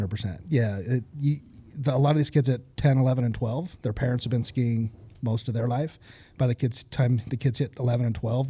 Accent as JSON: {"language": "English", "town": "Ogden", "region": "Utah", "country": "United States", "tie": "born or raised there", "said": "I grew up in Ogden. I was born and raised here."}